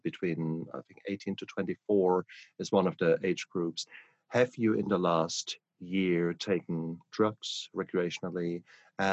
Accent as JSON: {"language": "English", "region": "England", "country": "United Kingdom", "said": "I'm English"}